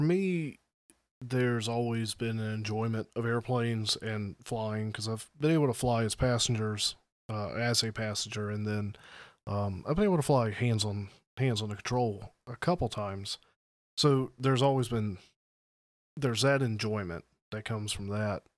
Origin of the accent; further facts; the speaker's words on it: the South, United States; I'm from the South.